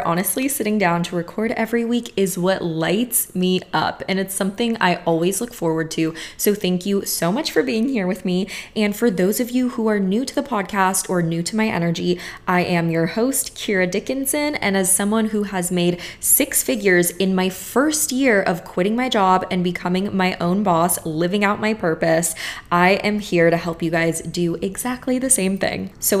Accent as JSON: {"language": "English", "country": "Bulgaria", "first_language": "Bulgarian", "second_language": "English", "said": "I actually have a spirit guide who communicates with me only in English, even though my native language is Bulgarian."}